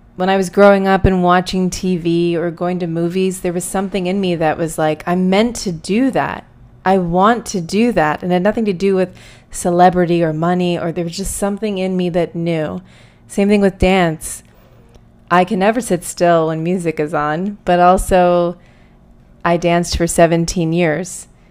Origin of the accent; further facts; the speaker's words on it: outside of Pittsburgh, Pennsylvania, United States; I grew up outside of Pittsburgh, Pennsylvania, in a much smaller city